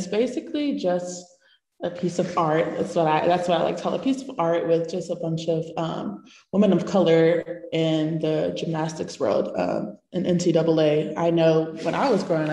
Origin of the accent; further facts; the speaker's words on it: Sarasota, Florida, United States; moved away as an adult; now in Auburn, United States; I am from Sarasota, Florida